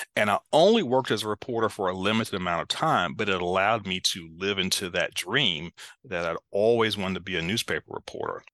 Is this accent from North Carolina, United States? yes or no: yes; Greensboro, North Carolina, United States; I found right here in my hometown this wonderful P H D program in leadership studies at North Carolina A and T State University